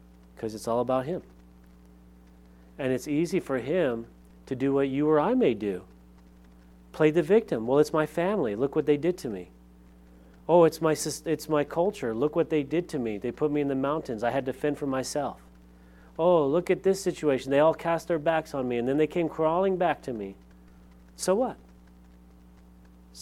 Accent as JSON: {"language": "English", "town": "Lompoc", "region": "California", "country": "United States", "tie": "born or raised there", "moved": "yes", "said": "I grew up in Lompoc, California"}